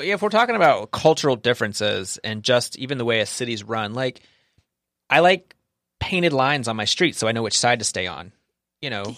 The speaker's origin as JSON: {"language": "English", "region": "the American South", "country": "United States", "said": "I'm from the South, so about ten percent, um, Hispanic"}